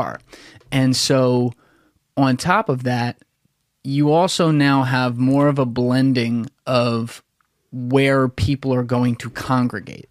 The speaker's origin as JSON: {"language": "English", "region": "New Jersey", "country": "United States", "tie": "born or raised there", "also_born_or_lived": "Philadelphia / New York", "said": "I grew up in South Jersey"}